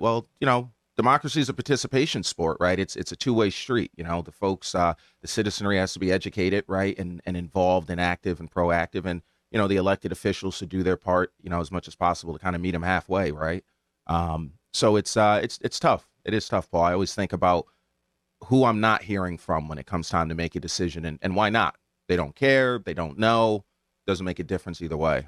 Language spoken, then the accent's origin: English; Hamden, Connecticut, United States; I grew up in Hamden